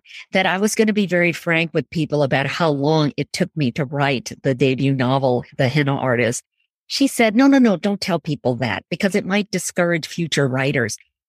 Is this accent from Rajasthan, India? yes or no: yes; Jodhpur, Rajasthan, India; also born or lived in Punjab, India; I was born in Jodhpur, but I also lived in Rajasthan in three other cities, Jaipur, Banswara, and Bikaner.